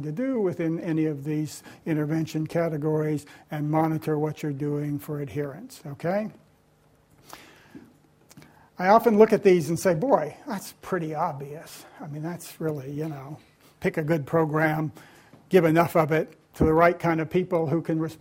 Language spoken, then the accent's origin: English; Tennessee, United States; my home state of Tennessee